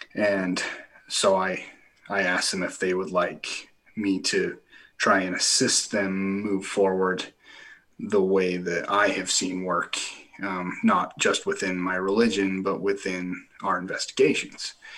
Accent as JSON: {"language": "English", "area": "Millard County", "region": "Utah", "country": "United States", "tie": "born or raised there", "said": "we have the largest county in Utah. It's Millard County. There's ten thousand people in the entire county, and there's like two thousand three hundred in my my hometown"}